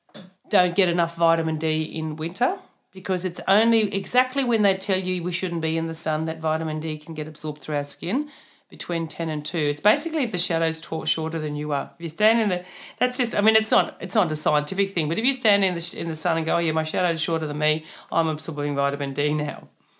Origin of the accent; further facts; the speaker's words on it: Germany; born there; also born or lived in Papua New Guinea; So just personal story, I was born in Germany, so I've got the nice freckled Scandinavian skin for a reason, because we're far away from the equator in Germany, unlike... where I moved to in Papua New Guinea